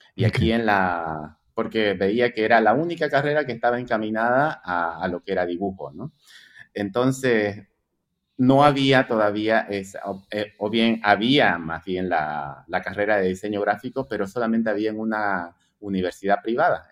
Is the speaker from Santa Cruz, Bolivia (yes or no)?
yes; Santa Cruz de la Sierra, Santa Cruz, Bolivia; Yo nací en Santa Cruz, sí, exactamente, aquí en Santa Cruz de la Sierra, Bolivia